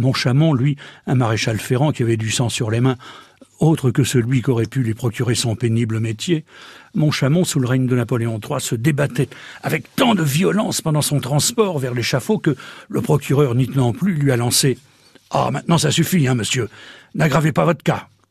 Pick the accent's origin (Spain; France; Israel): France; Normandy; chez nous, en Normandie